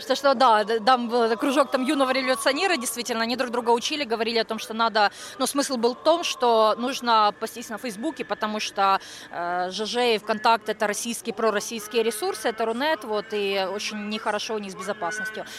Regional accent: Kyiv, Ukraine; Я киевлянка, мне 36 лет

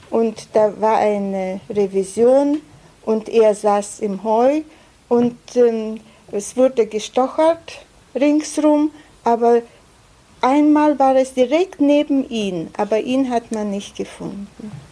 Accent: Plungė, Telšiai County, Lithuania; born there; Also ich bin in Plunge geboren. Plunge ist keine große Stadt, in Teil Jamaitia von Litauen, in einer Familie, wo sechs Kinder waren.

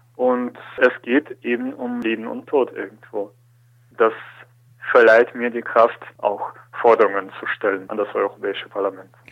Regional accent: Germany; wie in Deutschland

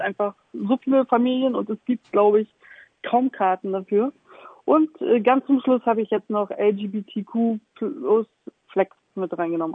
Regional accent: Stralsund, Mecklenburg-Vorpommern, Germany; moved away as an adult; also born or lived in Hamburg; now in Elmshorn, Germany; gebürtige Stralsummerin, wer das nicht kennt, das ist in MacPom

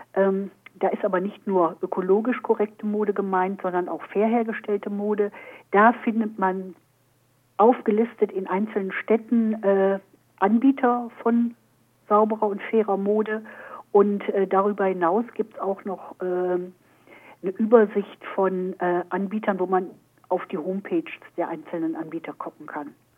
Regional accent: Germany; hier bei uns in Deutschland

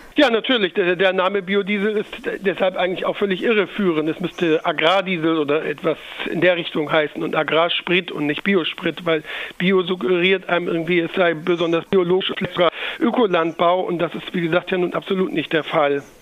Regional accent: Germany; bei uns in Deutschland

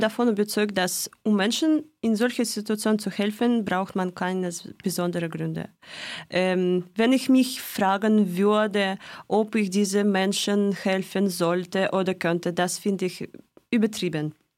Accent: Moscow, Russia; German is a second language; moved away as an adult; now in Freiburg, Germany; in, in Moskau geboren und auch gewachsen.

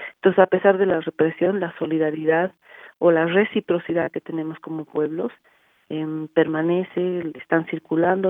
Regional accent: Bolivia; nosotras como, como pueblo boliviano

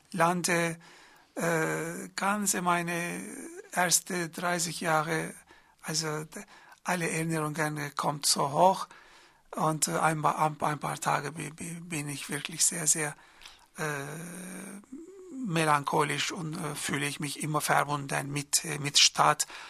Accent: Izmir, Turkey; German is a second language; moved away as an adult; also born or lived in Mardin / Istanbul; now in Freiburg, Germany; Ich, ich bin nicht in Izmir geboren, in Mardin geboren

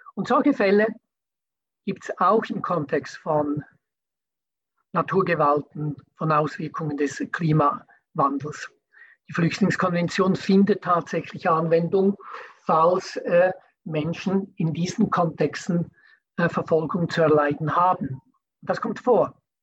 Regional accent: Switzerland; bei uns in der Schweiz

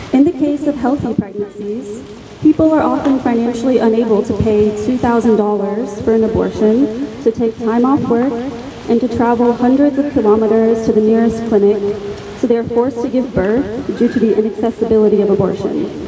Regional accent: United States; now in Freiburg, Germany; my home country, the United States

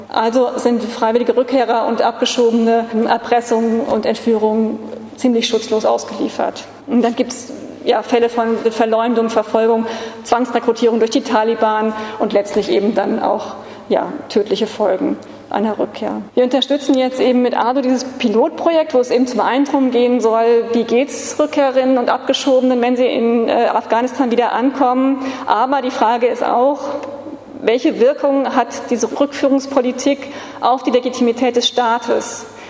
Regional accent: Frankfurt, Hesse, Germany; Ich komme eben aus Frankfurt

